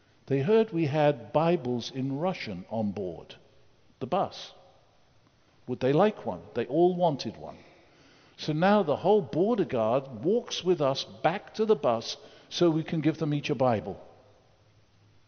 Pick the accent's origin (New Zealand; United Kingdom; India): United Kingdom; I grew up in the Second World War. I slept in an air raid shelter. Churchill was my prime minister